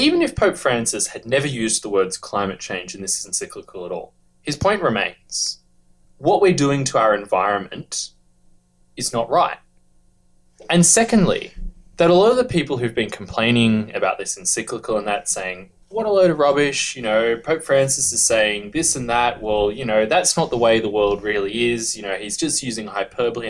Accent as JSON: {"language": "English", "country": "Australia", "said": "us Australians keep pronouncing it wrong"}